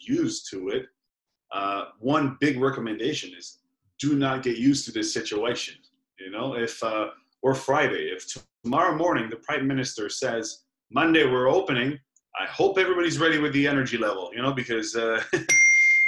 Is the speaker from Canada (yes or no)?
no; Belgium; moved away; I'm from Belgium, we both live here